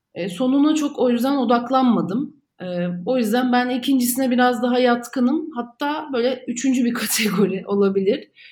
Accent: Istanbul, Turkey; İstanbul'da doğdum, büyüdüm

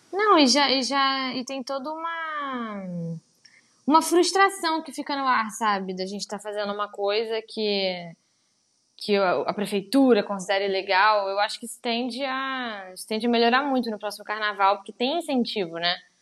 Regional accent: Pelotas, Rio Grande do Sul, Brazil; now in Rio de Janeiro, Brazil; eu sou do Sul, né? Eu moro aqui no Rio há muito tempo, mas eu sou de Pelotas

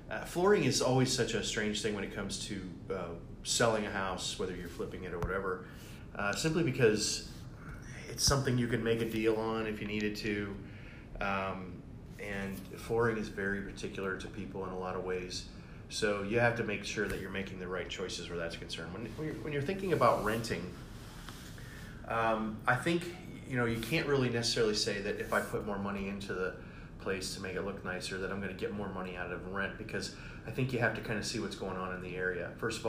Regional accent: Tampa Bay, Florida, United States; I come from Tampa Bay, and so I do kind of know what's going on in Tampa Bay. That's where I did most of my real estate investing, and of course, if you know anything about 2008, you understand why I moved to Ohio.

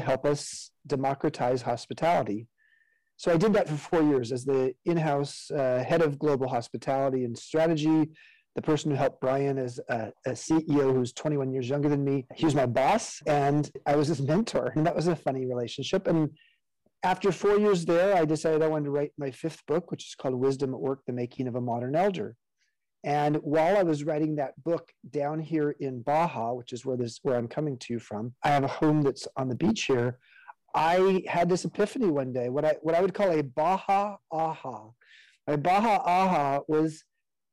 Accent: Southern California, United States; I grew up in Southern California

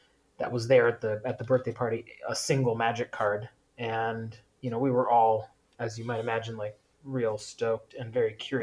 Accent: Seattle, Washington, United States; I grew up in Seattle.

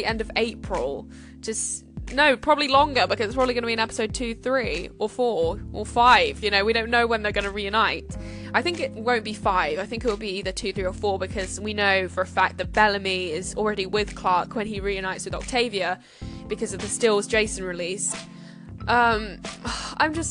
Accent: United Kingdom; I'm British

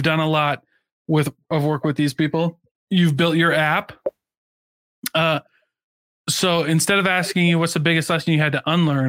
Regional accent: Midwest, United States; I grew up in the Midwest

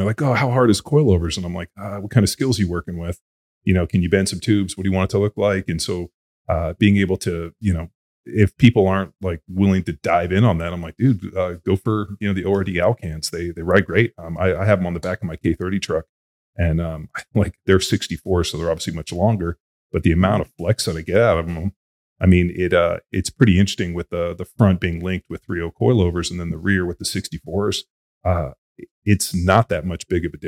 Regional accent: Southern California, United States; I grew up in Southern California, which is really like the heart of desert racing

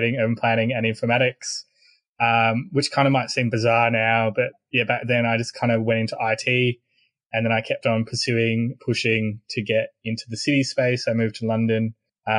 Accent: Australia; also born or lived in Sydney; I'm Australian.

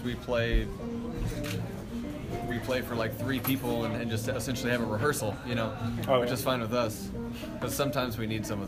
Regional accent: Lewiston, Idaho, United States; now in Moscow, United States; I live in Moscow. Originally, I'm from Lewiston.

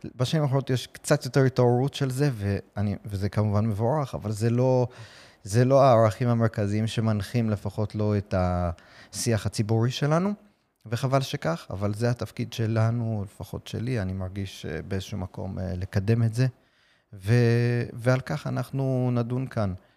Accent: New York City, New York, United States; Hebrew is a second language; now in Israel; אני גדלתי בארצות הברית, אתם בטח שומעים במבטא שלי

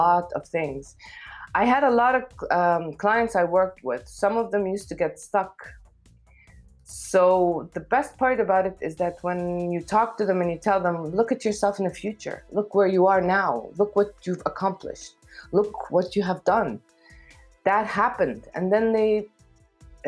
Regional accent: Kuwait; also born or lived in Lebanon / Africa / Gulf area; now in Amman, Jordan; I was born in Kuwait. I lived there for a while until my parents got divorced

